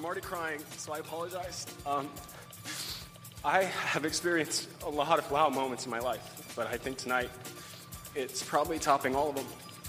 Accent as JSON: {"language": "English", "region": "Kansas", "country": "United States", "tie": "born or raised there", "also_born_or_lived": "Hot Springs, United States", "said": "First of all, I grew up in Kansas. I also spent 6 years in Hot Springs, which is where Chad's from, and his family's still there."}